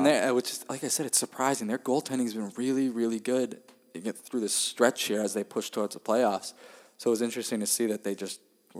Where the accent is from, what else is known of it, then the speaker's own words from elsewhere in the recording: Worcester, Massachusetts, United States; my hometown in Worcester